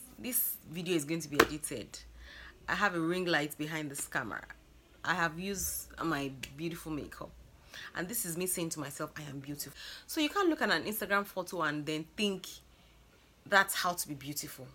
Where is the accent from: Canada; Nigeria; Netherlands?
Nigeria; Lagos; I'm from Lagos, Nigeria